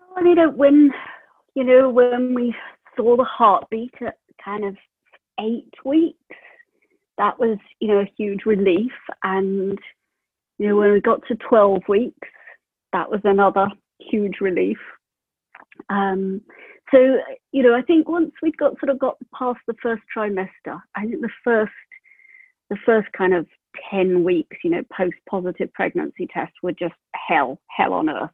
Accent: United Kingdom; moved away as an adult; also born or lived in Prague; now in New Zealand; I'm from the UK

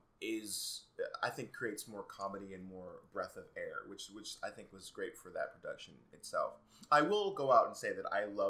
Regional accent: Virginia, United States; moved away as an adult; also born or lived in Cincinnati; now in New York City, United States; I'm an actor who lives in New York City. I'm from Virginia.

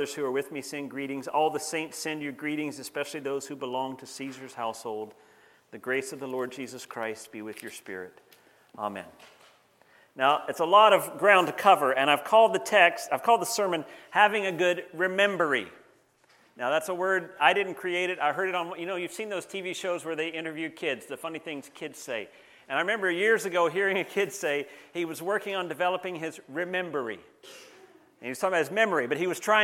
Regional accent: Banner Elk, North Carolina, United States; now in Canada; Back in 1967, I was born in a little town called Banner Elk, North Carolina

